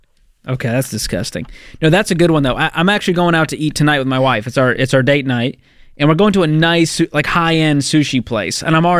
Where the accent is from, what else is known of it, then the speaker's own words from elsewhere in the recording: Boston, Massachusetts, United States; I'm from Boston.